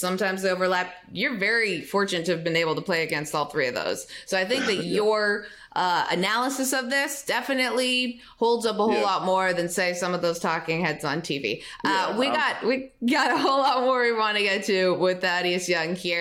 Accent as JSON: {"language": "English", "town": "Toronto", "region": "Ontario", "country": "Canada", "said": "I'm from Toronto"}